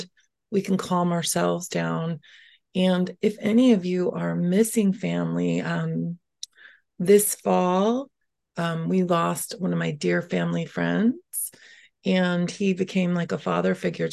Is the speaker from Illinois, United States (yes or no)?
yes; Schaumburg, Illinois, United States; This is the home I grew up in Schaumburg, since age five